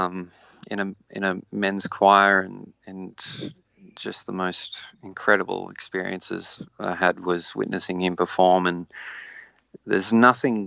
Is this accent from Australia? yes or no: yes; Walcha, New South Wales, Australia; also born or lived in Sydney; now in Newcastle, Australia; I grew up in Walker, which is a small country town